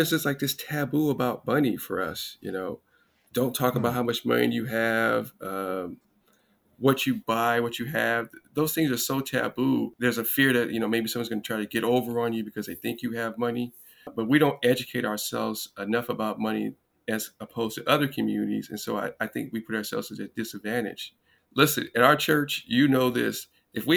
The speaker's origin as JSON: {"language": "English", "town": "Los Angeles", "region": "California", "country": "United States", "tie": "born or raised there", "said": "I grew up in Los Angeles, two-parent household."}